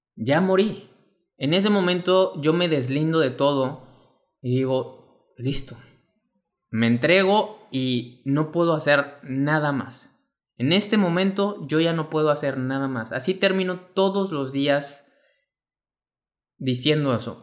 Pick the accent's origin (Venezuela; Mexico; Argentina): Mexico; mexicano, emprendedor y empresario